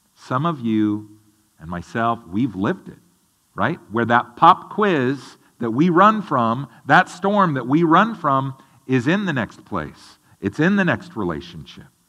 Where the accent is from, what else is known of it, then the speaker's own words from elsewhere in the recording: the Northwest, Pacific Northwest, United States; growing up in the Northwest